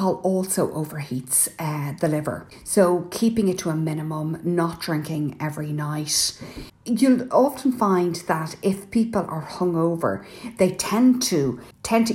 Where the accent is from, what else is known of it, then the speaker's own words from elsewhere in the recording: Ireland; I'm …